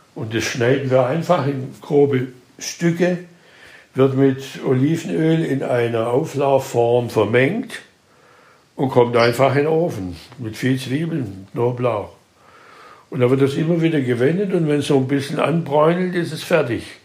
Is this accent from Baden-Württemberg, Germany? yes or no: yes; Schwäbisch Gmünd, Baden-Württemberg, Germany; ich komme aus einer katholischen Stadt, Schwäbisch Gmünd